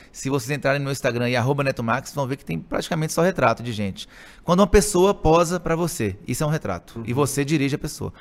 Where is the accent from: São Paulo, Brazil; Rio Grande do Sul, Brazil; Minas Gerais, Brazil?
Minas Gerais, Brazil; Montes Claros; also born or lived in Belo Horizonte; sou aí. de Montes Claros, sempre cresci aqui em Montes Claros, sempre morei aqui em Montes Claros